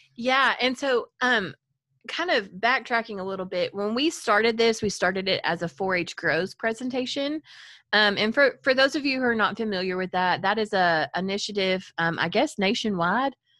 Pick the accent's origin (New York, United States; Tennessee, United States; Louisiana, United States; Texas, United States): Texas, United States; Farmersville; I grew up in a small town in Collin County called Farmersville, Texas, home of the mighty fighting farmer